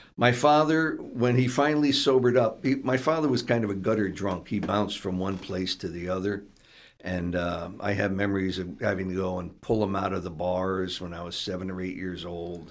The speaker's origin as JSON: {"language": "English", "town": "Stamford", "region": "Connecticut", "country": "United States", "tie": "born or raised there", "said": "I grew up in the ghetto section of Stamford"}